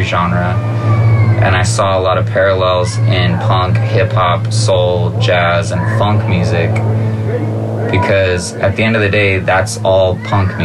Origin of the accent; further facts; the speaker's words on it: Santa Cruz, California, United States; also born or lived in Watsonville, California / San Jose, California; Originally from Santa Cruz, California. I lived there until I was 14. And then I spent all of my transformative years in San Jose.